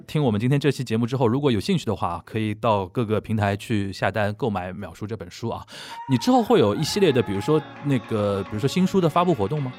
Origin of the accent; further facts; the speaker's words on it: China; 我们作为一个中国人